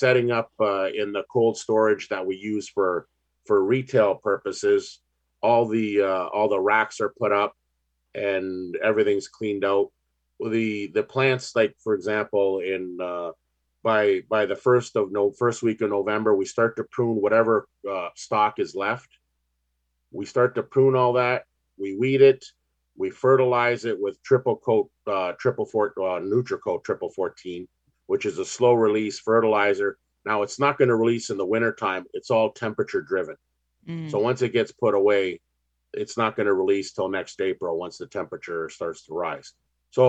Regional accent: Ontario, Canada; we're growing up in Ontario

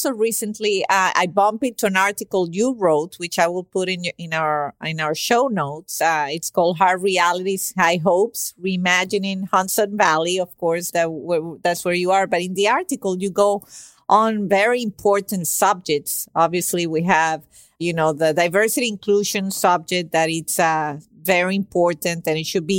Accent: Venezuela; moved away; I'm originally from Venezuela and I've been here for 24 years.

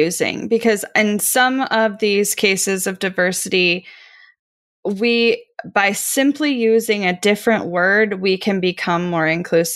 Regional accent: Midwest, United States; I grew up in the Midwest

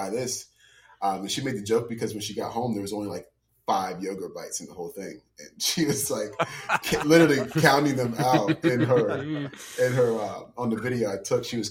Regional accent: Morgantown, West Virginia, United States; moved away as an adult; also born or lived in Shepherdstown, West Virginia; West Virginia, I'm from Morgantown, grew up there

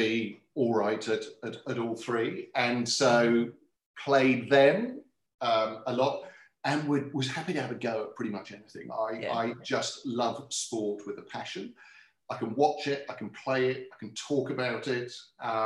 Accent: Swindon, South West England, United Kingdom; moved away as an adult; now in Launceston, Australia; I was born and brought up in a place called Swindon, which is about 80 kilometres west of London

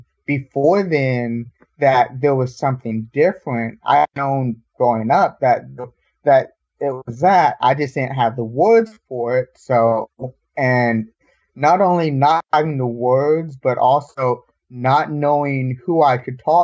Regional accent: Dallas, Texas, United States; I'm originally born and raised in Dallas

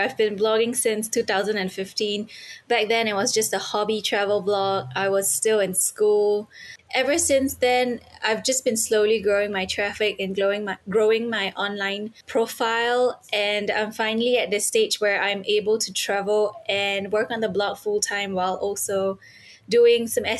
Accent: Singapore; Yes, so I am from Singapore.

